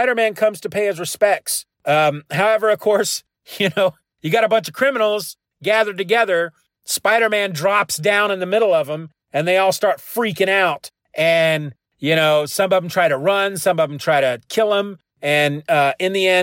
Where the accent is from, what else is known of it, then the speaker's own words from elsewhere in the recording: Kansas, United States; I'm from Kansas